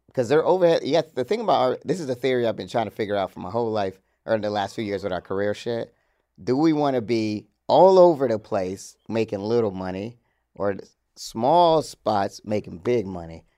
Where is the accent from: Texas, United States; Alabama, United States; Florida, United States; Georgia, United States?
Georgia, United States; I grew up in Georgia with, where the, where the motherfucking Chick-fil-A was started